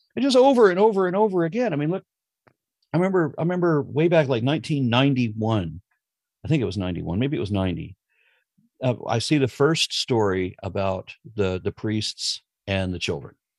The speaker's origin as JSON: {"language": "English", "town": "Los Angeles", "region": "California", "country": "United States", "tie": "born or raised there", "said": "I grew up in Los Angeles, or I was a kid in Los Angeles"}